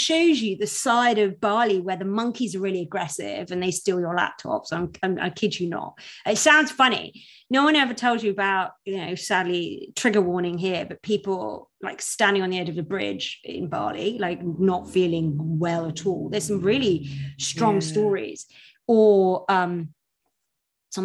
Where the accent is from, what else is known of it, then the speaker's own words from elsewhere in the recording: United Kingdom; I'm British